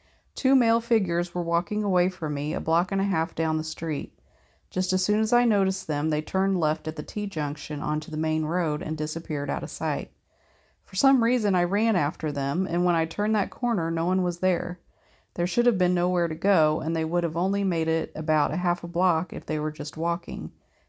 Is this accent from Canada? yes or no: yes; Canada; I'm Canadian and uber polite, so I just nodded